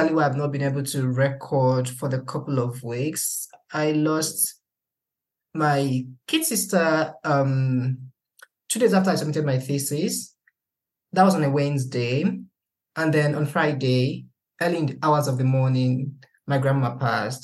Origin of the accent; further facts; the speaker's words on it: Nigeria; moved away; living outside of the country as a Nigerian